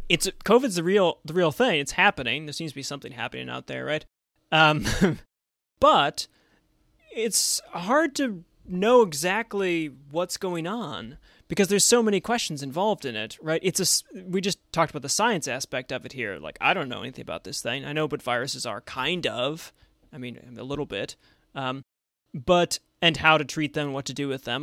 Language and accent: English; Buffalo, New York, United States; now in Washington, D.C., United States; growing up in Buffalo, New York